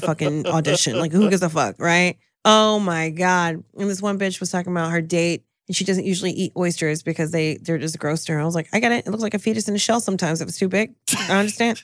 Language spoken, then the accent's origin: English; New Jersey, United States; I'm from Jersey